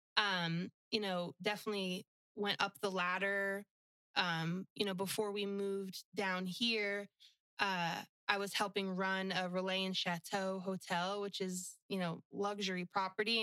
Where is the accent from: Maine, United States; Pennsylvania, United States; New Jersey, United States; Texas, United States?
New Jersey, United States; moved away as an adult; also born or lived in Florida Keys; now in Pine Island, United States; the house I grew up in in New Jersey